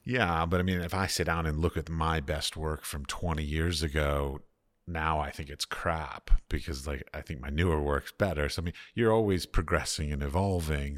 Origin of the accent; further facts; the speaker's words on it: United States; moved away; I come from American capitalistic societies